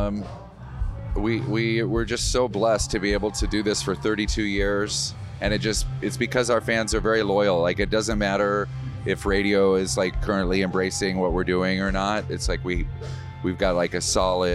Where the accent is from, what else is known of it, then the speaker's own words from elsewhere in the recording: Wisconsin, United States; I'm from Wisconsin